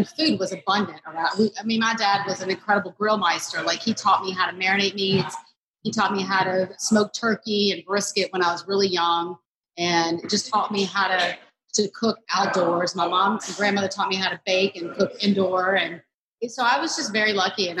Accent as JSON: {"language": "English", "town": "Jackson", "region": "Mississippi", "country": "United States", "tie": "born or raised there", "said": "Southern as well, growing up in Mississippi."}